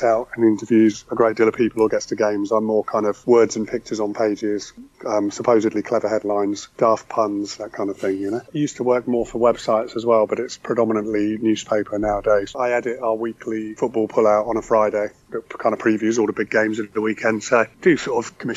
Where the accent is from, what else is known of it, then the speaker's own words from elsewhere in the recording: Aldbourne, South West England, United Kingdom; moved away as an adult; now in London, United Kingdom; I'm originally from Wiltshire. I'm from Aldbourne, I grew up in, just outside Swindon.